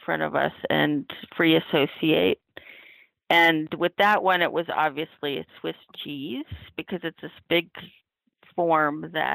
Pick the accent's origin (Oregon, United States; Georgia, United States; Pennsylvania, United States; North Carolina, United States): Oregon, United States; Oregon and the Northwest and California, United States; born or raised there; moved away as an adult; now in New York, United States